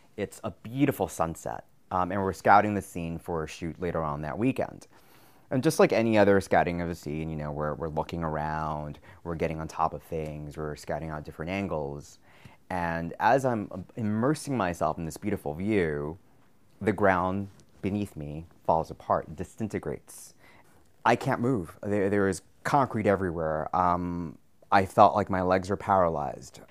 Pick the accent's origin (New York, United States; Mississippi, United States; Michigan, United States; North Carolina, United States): New York, United States; New York City; also born or lived in Nicaragua; I am from Nicaragua, raised in New York City